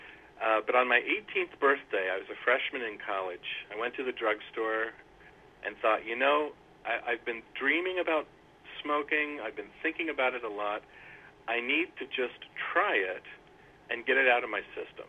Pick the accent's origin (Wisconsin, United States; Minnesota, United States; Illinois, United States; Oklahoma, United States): Illinois, United States; Centralia; also born or lived in Elgin, Illinois; I grew up in southern Illinois in a pretty small town called Centralia, about 2 hours north of the southernmost border of the state, and spent most of my childhood there